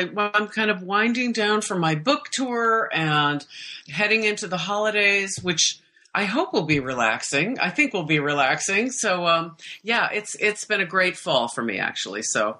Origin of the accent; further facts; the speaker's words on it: Iowa, United States; moved away as an adult; now in Stockholm, Sweden; I was born and raised in Iowa